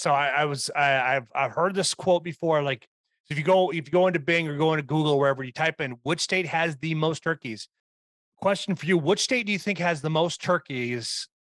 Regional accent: West Salem, Wisconsin, United States; here in Wisconsin. I have no idea that my hometown or the town I'm currently living in, West Salem

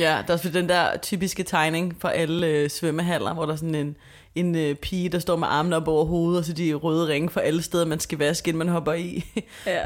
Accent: Copenhagen, Capital Region of Denmark, Denmark; nu er jeg vokset op på Østerbro

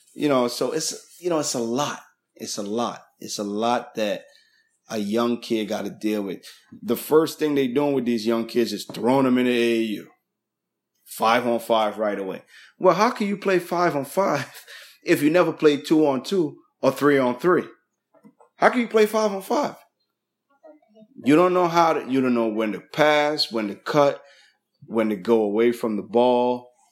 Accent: East Orange, New Jersey, United States; I grew up in East Orange, New Jersey.

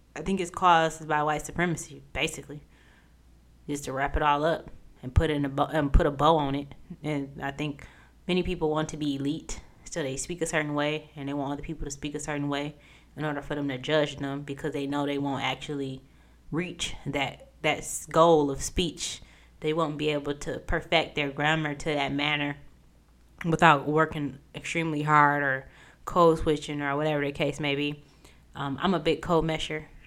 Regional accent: United States; accent: southern drag mixed with midwestern; this southern drag in between all this other midwestern English

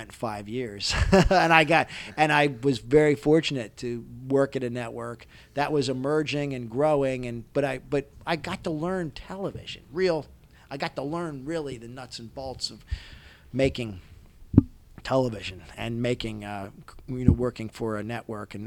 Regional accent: Maryland, United States; accent: Maryland; I'm from Maryland. I have a Maryland accent.

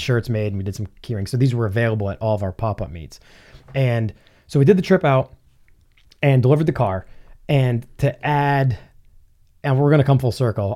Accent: New Hampshire, United States; I'm from New Hampshire

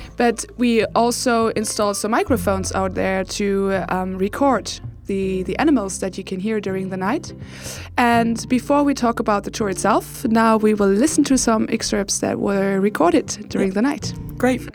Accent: Germany; English is a second language; moved away as an adult; now in Uppsala, Sweden; I am from Germany and I moved here also a year ago

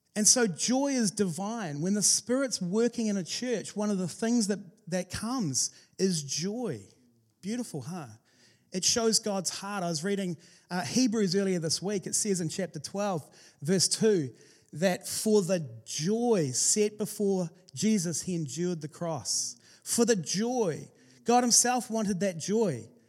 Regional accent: New Zealand; we're from New Zealand.

